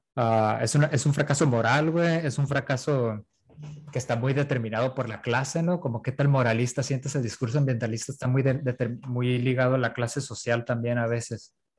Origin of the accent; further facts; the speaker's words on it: La Paz, Baja California Sur, Mexico; also born or lived in Iztapalapa, Mexico City; now in Mexico City, Mexico; yo nací en La Paz